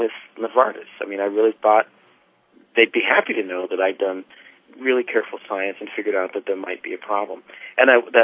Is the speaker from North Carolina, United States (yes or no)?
no; South Carolina, United States; moved away as an adult; also born or lived in Massachusetts; now in Berkeley, United States; I grew up in South Carolina